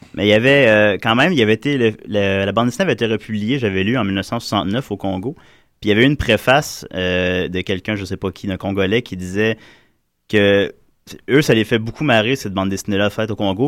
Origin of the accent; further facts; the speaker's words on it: South Shore of Quebec City, Canada; moi puis tous mes co-animateurs, on vient de la Rive-Sud de Québec.